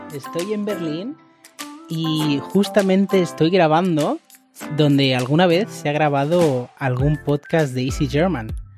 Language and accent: Spanish; Catalonia, Spain; first language Spanish; En mi casa siempre hemos hablado español, ¿no? Pero yo aprendí catalán en la escuela, de hecho en Cataluña se estudia siempre en catalán